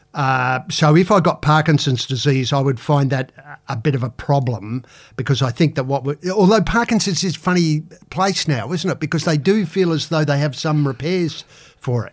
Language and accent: English; Adelaide, South Australia, Australia; growing up in Adelaide